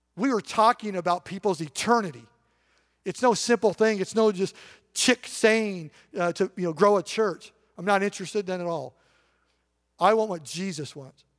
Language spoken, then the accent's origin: English; Eastern Washington, United States; I grew up in Eastern Washington